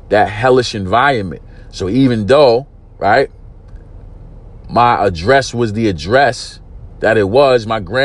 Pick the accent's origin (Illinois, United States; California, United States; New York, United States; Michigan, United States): New York, United States; New York City; I'm from East New York, Brooklyn. Grew up in a housing project called Pink Houses.